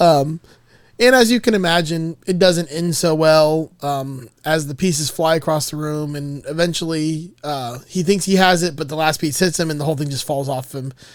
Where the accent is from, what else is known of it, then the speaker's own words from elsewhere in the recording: Miami, Florida, United States; I'm from Miami